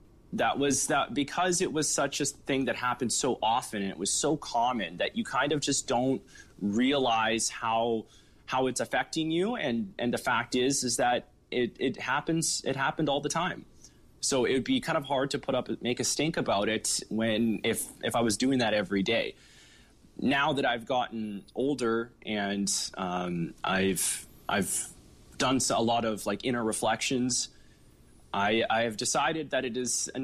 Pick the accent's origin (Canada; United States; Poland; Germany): Canada; Fort St. John, British Columbia; now in Vancouver, Canada; I grew up in Montney and Rose Prairie, just outside of town, and I attended Upper Pine Elementary School